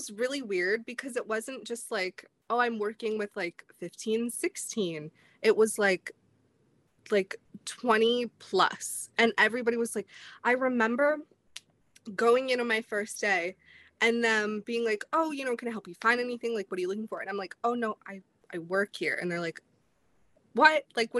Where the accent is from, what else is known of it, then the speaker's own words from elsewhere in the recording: Indianapolis, Indiana, United States; born there; also born or lived in Clearwater / Chicago; So I was born in Indianapolis and I moved here. I've lived in like Clearwater area. This is my third time living in the Sunshine State. I spent some time in Chicago. I have lived in Indiana again.